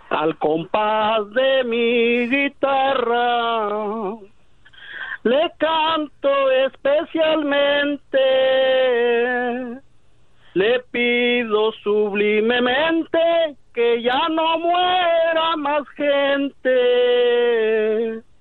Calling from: Santa Ana, California, United States; Acá de Santana, California.

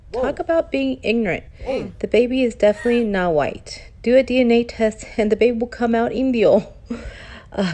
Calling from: Sacramento, California, United States; Hi. I'm calling from Sacramento, California.

